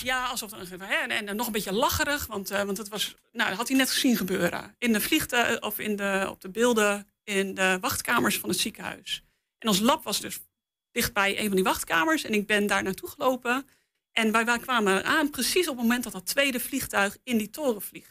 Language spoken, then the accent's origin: Dutch; Netherlands; als Nederlander met, met meerdere talen in ons pakket